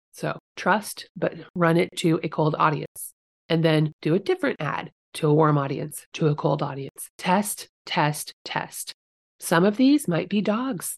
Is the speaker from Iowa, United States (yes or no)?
yes; Guthrie Center, Iowa, United States; my hometown, little tiny Guthrie Center.